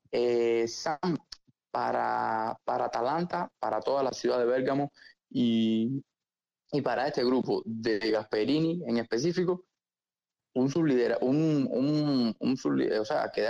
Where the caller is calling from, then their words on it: Uruguay; saludo de Uruguay.